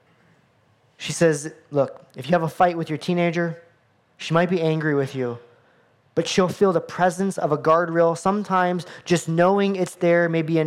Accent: United States; as an American boy

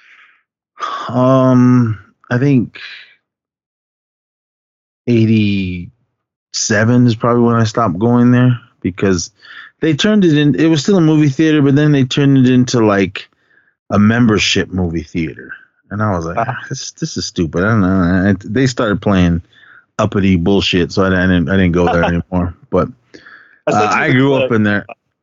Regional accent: Oakland, California, United States; I grew up in Oakland. Right around the corner from my house. I grew up on East 19th

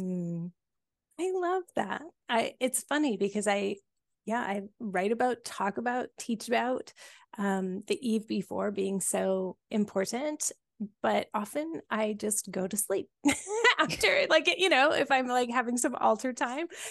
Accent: Cobble Hill, British Columbia, Canada; my grandma's house where I grew up here on Vancouver Island when I was just a little wee kid, you know, my, my first five years

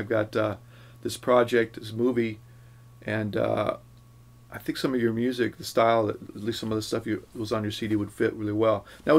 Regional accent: California, United States; now in Los Angeles, United States; From Northern California.

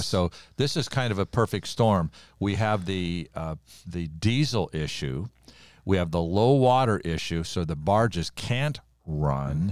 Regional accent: United States; I'm an American, born in America, minister in America

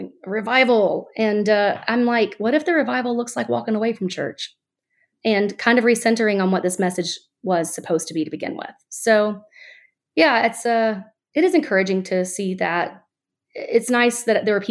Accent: Alabama, United States; now in Florida, United States; I'm born and raised in Alabama

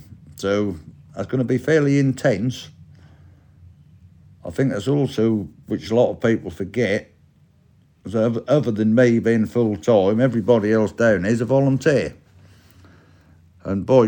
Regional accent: Norfolk, East of England, United Kingdom; we're from Norfolk

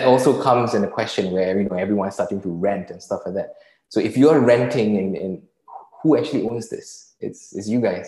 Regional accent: Singapore; I'm Singaporean. So, you know, and growing up in Singapore

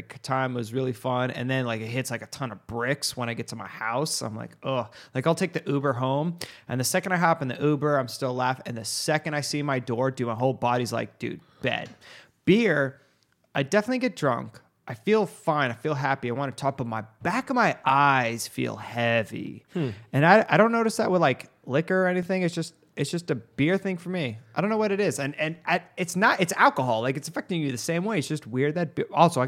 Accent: Arizona, United States; Dude, I'm from Arizona, man. They don't give a shit about the laws out here.

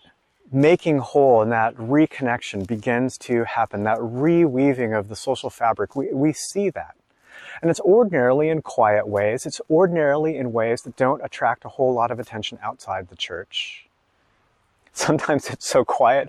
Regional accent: United States; I'm an American in my 40s

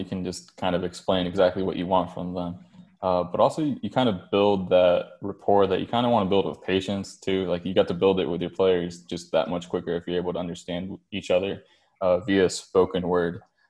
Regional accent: New Jersey, United States; moved away as an adult; also born or lived in Colombia / Boston / South Florida; now in Atlanta, United States; I was born in Colombia, came to the U.S. when I was 6 years old, lived in New Jersey most of my life. And then I've moved to Boston for undergrad, South Florida for PT school, and now I'm in Atlanta

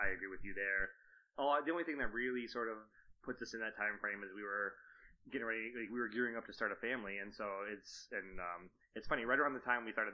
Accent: Michigan, United States; we're from Michigan

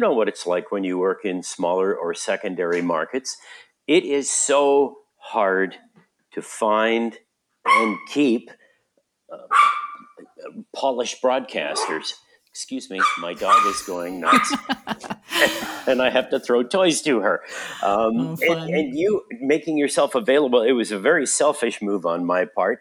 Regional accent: Vancouver, British Columbia, Canada; moved away as an adult; also born or lived in Grand Forks / Red Deer / Calgary; I grew up in Vancouver, and I went to high school at Sir Winston Churchill in Vancouver

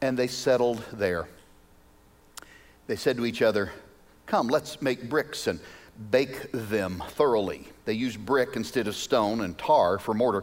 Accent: Arkansas, United States; now in Wichita, United States; I'm originally from Arkansas

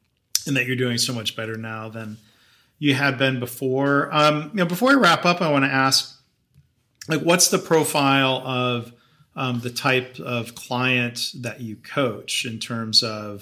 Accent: Dayton, Ohio, United States; I was born in Ohio and was living in the Dayton, Ohio area in the late 70s

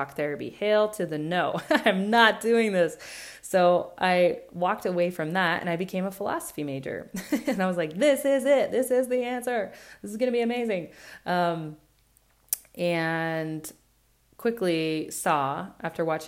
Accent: Burley, Idaho, United States; We moved away from Burley into the city, left the farm

